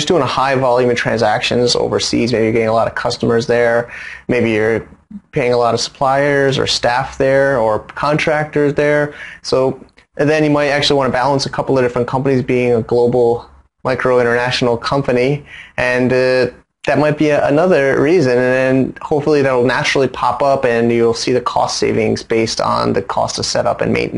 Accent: United States; now in Hong Kong; as an American

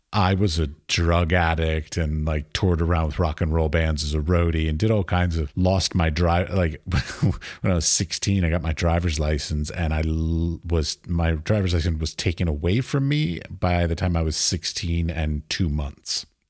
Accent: Washington, District of Columbia, United States; I grew up in Washington, D C

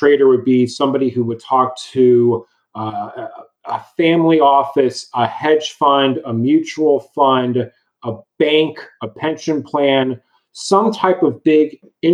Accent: Dallas, Texas, United States; also born or lived in Austin, Texas; I'm born and raised in Dallas, Texas

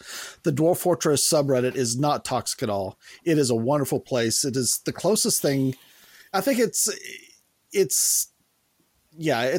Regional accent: Missouri, United States; my home state of Missouri

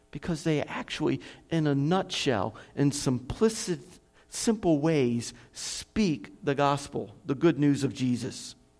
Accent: United States; moved away as an adult; now in Kherson, Ukraine; I'm an American

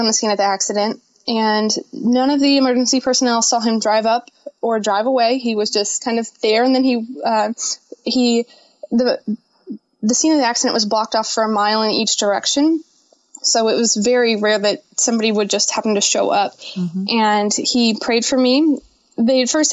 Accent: Quincy, Illinois, United States; moved away; they took me to my hometown of Quincy

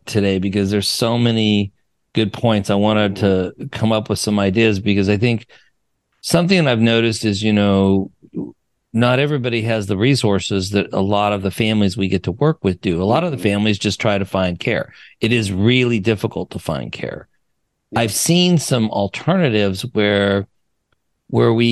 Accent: Wyoming, United States; moved away; I'm from Wyoming

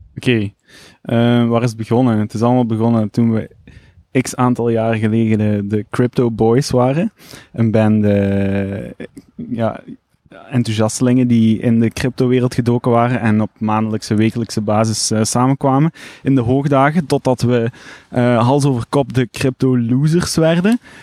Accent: Limburg, Flanders, Belgium; moved away as an adult; now in Ghent, Belgium; Limburger, origineel Limburger

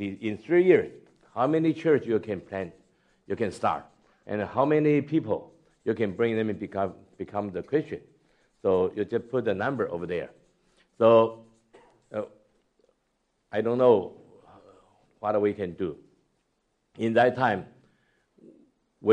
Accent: Taiwan; moved away as an adult; also born or lived in United States / China / Singapore; I was born in Taiwan, grew up from Taiwan, and then passed the Chinese church in the States

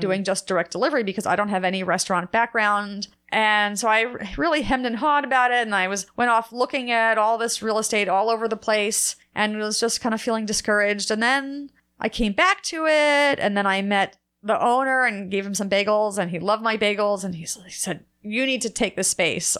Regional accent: New Jersey, United States; moved away; I'm from New Jersey, Jewish. I ate a lot of bagels growing up

